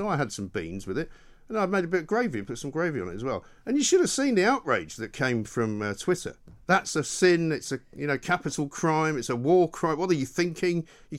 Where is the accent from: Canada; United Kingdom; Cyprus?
United Kingdom; I'm British after all.